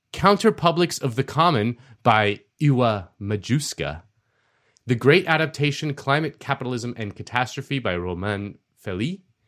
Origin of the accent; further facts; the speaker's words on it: Miami, Florida, United States; I was born and raised in Miami